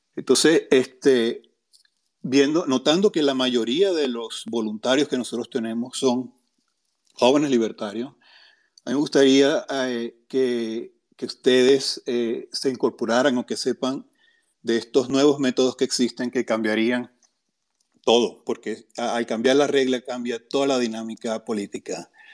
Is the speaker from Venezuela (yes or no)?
yes; Venezuela; now in United States; yo soy otro venezolano, casualidad, ah, desde Estados Unidos